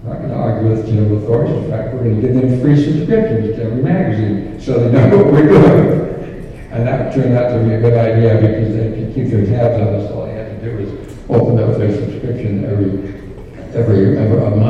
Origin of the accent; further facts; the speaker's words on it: Phoenix, Arizona, United States; moved away; coming from Phoenix, I always felt those of us who lived outside of Utah didn't have a voice in the church.